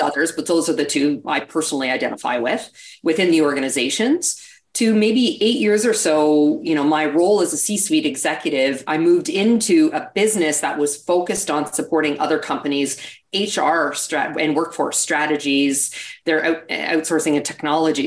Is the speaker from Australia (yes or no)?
no; Canada; accent: Canadian; now in United States; Might hear a bit of an accent. I'm actually originally from Canada.